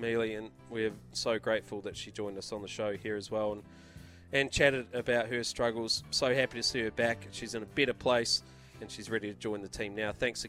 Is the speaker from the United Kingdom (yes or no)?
no; New Zealand; as a Kiwi and as a past Black Cap